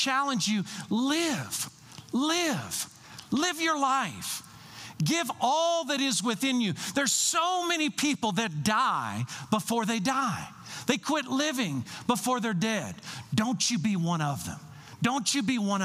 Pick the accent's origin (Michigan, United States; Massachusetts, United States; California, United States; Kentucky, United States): Kentucky, United States; I'm from Kentucky